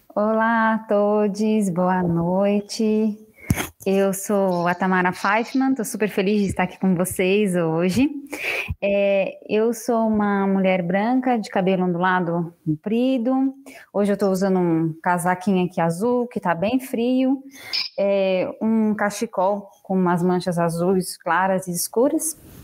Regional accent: São Paulo, Brazil; E eu sou de São Paulo, mas hoje eu estou falando aqui de São José

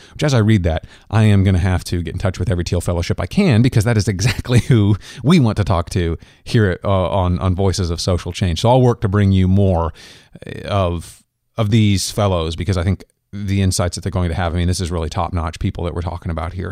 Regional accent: Kansas, United States; also born or lived in Minnesota; I'm from Kansas

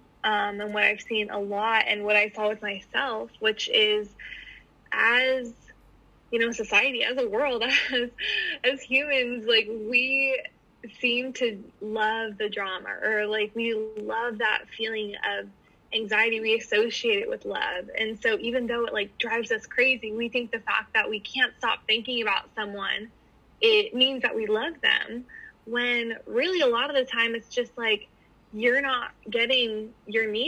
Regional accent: San Francisco, California, United States; also born or lived in Florida; now in Maui, United States; I'm from California. I'm actually from the San Francisco area

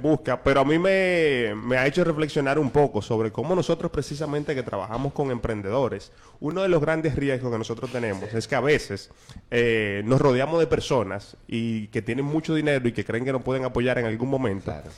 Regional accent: Dominican Republic

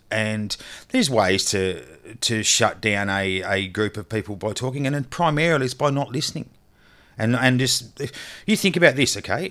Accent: Australia; I'm an Australian

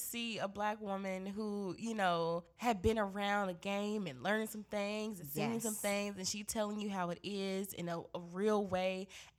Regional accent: Greensboro, North Carolina, United States; born or raised there; moved away

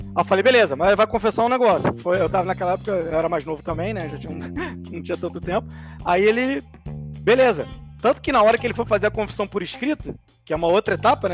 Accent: Rio de Janeiro, Brazil; Que eu sou do Rio

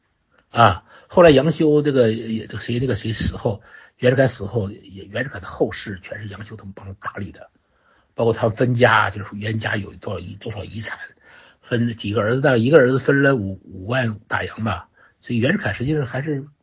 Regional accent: China; 我们中国人

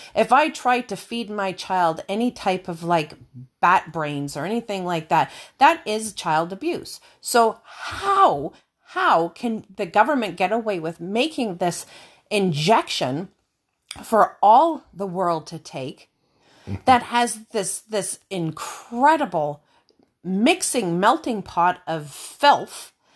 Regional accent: Canada; we're from Canada.

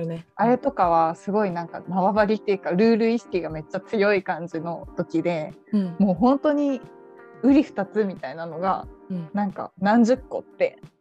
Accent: Saitama, Japan; 私は地元は埼玉だけど、うん、高校は東京に行ってたので

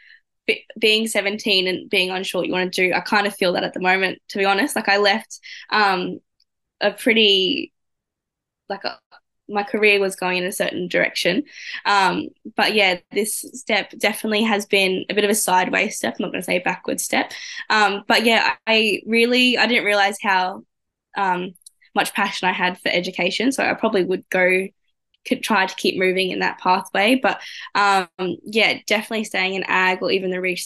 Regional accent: Emerald, Queensland, Australia; growing up in Emerald, I knew a lot of them

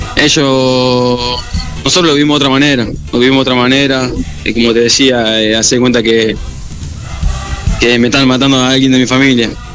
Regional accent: Argentina; now in Quito, Ecuador; volver a estar acá en mi país, en mis tierras

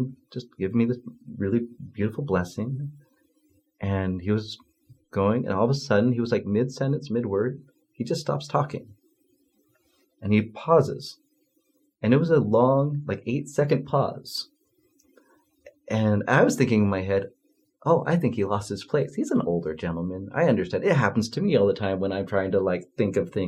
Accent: Utah, United States; I grew up in Utah

